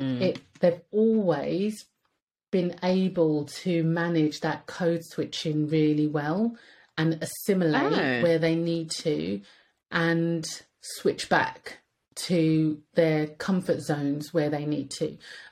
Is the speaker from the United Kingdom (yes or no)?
yes; United Kingdom; British. So why should we have to change? Like, being British should be enough to get by in Britain.